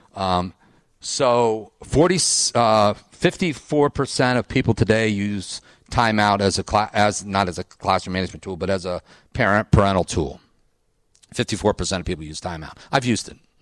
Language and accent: English; Ohio, United States; I went to Ohio State. I grew up in Ohio. I'm in Ohio. I'm Midwest